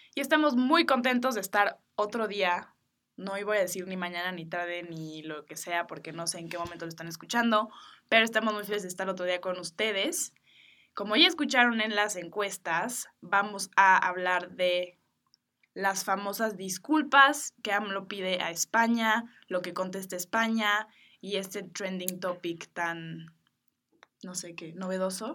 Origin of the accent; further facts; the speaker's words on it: Mexico; Yo nací en México, mi mamá es boliviana y mi papá es de Estados Unidos